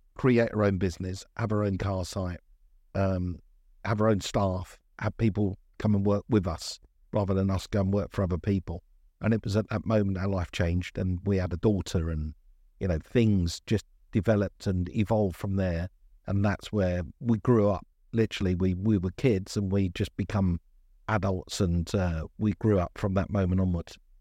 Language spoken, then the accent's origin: English; London, United Kingdom; born and bred in Brixton